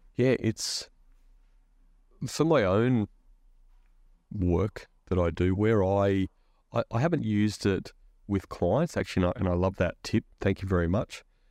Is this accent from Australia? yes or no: yes; Queensland, Australia; I'm a Queenslander